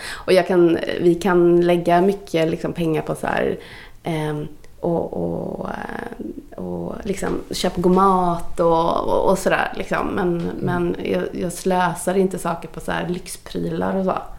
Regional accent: Gothenburg, Västra Götaland, Sweden; född och uppvuxen i Göteborg av eh, indiska föräldrar som kom hit.

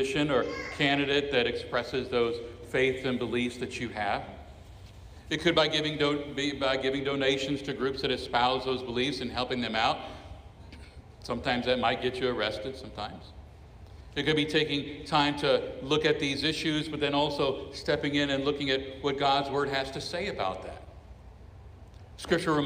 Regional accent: Miami, Florida, United States; I was born in Miami, Florida. I am a citizen of the United States of America

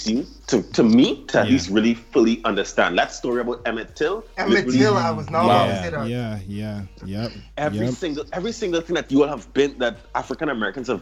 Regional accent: Canada; moved away; also born or lived in Waterloo; I'm Canadian as well

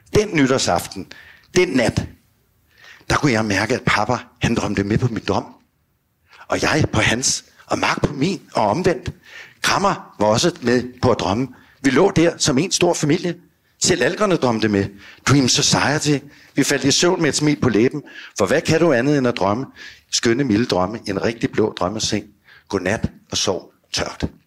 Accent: Virum, Capital Region of Denmark, Denmark; also born or lived in Copenhagen; Hjemme i Sorgenfri

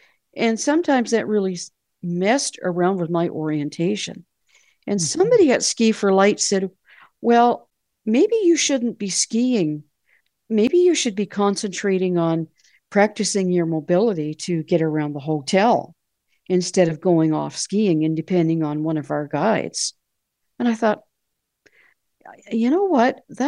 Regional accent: Canada

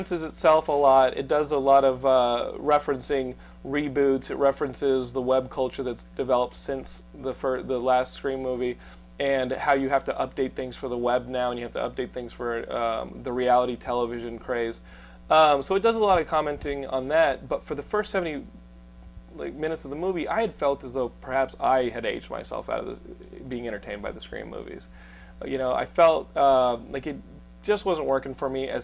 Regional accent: Texas, United States; We're all from Texas

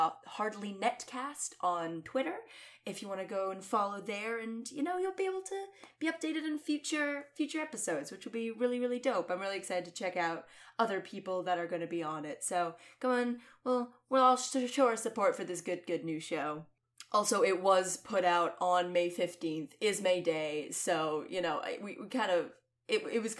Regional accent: Scotland, United Kingdom; as a Scottish lady

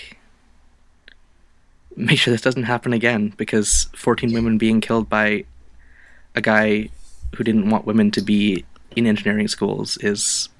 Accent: Canada; as the Canadian on the podcast

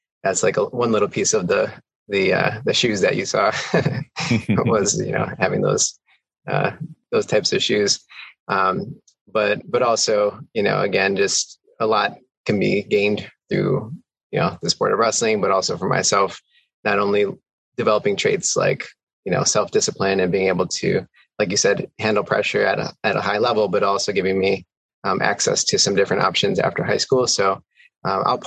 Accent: Milwaukee, Wisconsin, United States; also born or lived in Camp Pendleton, California; now in Baltimore, United States; I grew up in the inner city of Milwaukee on the near south side

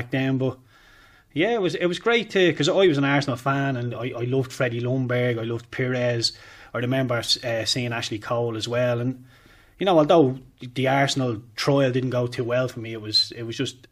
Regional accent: Dublin, Leinster, Ireland; also born or lived in East Wall, Dublin / Ringsend, Dublin; I'm from Sherda Street. I was raised in Sherda Street. I spent an awful lot of time in Ringsend down with my nanny as well.

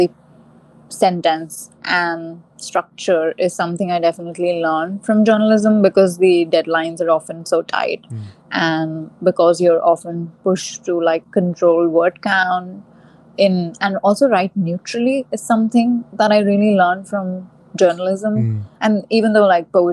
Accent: India; moved away as an adult; also born or lived in Lake Charles, United States; now in New York, United States; I grew up in India, and I lived there for, I've lived there for the most part of my life still.

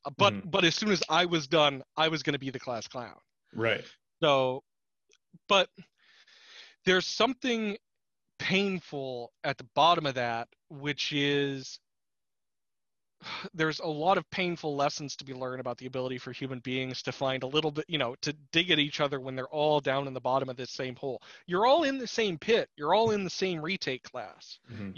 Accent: Anchorage, Alaska, United States; Anchorage has wonderful Asian supermarkets

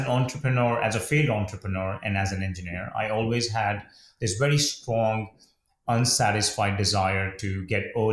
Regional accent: India; moved away; when I was young and a kid growing up in India

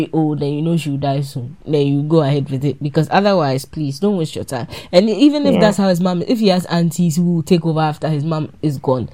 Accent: Ghana; also born or lived in Ashanti Region; I'm Ashanti and Ewe

